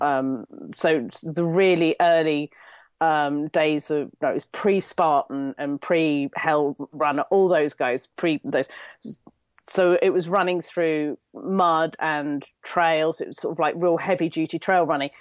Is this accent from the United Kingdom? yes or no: yes; United Kingdom; I'm typical Brit